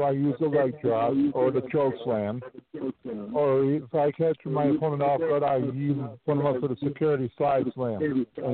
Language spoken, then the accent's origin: English; Syracuse, New York, United States; now in Florida, United States; I'm originally from Syracuse, New York